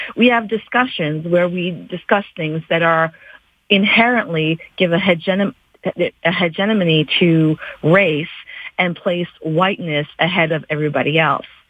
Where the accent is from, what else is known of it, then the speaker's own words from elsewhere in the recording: Canada; a Canadian born and raised in this country